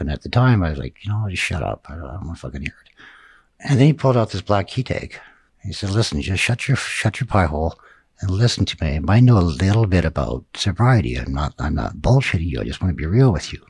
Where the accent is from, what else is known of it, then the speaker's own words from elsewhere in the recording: Grimshaw, Alberta, Canada; also born or lived in Tuktoyaktuk, Northwest Territories; Grimshaw, Alberta, with my adopted family